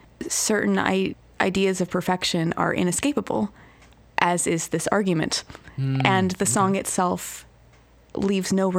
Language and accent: English; Ventura, California, United States; moved away as an adult; also born or lived in Boston, Massachusetts; now in Seattle, United States; my hometown of Ventura, California